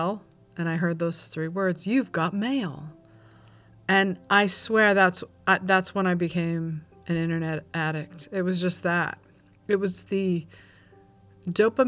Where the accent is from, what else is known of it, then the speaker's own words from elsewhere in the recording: California, United States; also born or lived in Oxnard, California / Simi Valley, California / Ojai, California / Malibu, California; I grew up in California